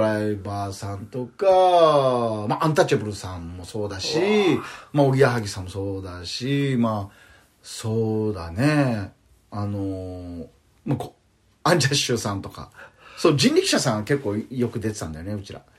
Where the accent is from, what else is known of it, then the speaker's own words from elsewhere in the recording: Okinawa, Japan; accent: Okinawan; moved away as an adult; also born or lived in Tokyo; あ僕沖縄なんですけどね